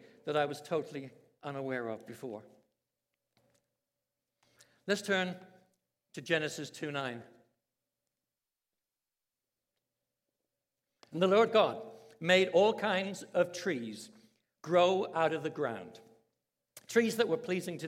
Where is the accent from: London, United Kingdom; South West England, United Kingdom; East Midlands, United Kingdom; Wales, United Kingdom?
London, United Kingdom; I was brought up in London, England, in a Christian family, very strict